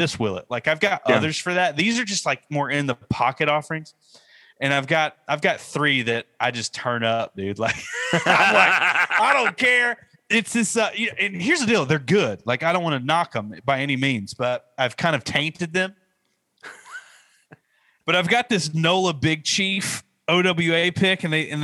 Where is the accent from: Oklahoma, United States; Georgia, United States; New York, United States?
Georgia, United States; Northeast; I'm from Northeast Georgia.